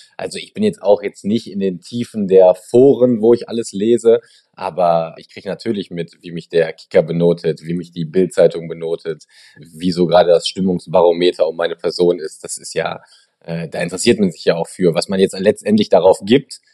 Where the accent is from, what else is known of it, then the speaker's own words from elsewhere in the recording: Germany; hier in Deutschland